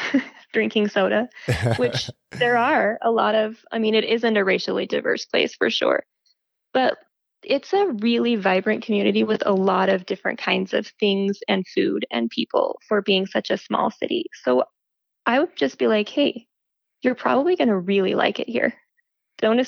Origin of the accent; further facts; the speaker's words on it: Roosevelt, Utah, United States; moved away as an adult; also born or lived in Salt Lake City, Utah; I grew up in Roosevelt in the Uinta Basin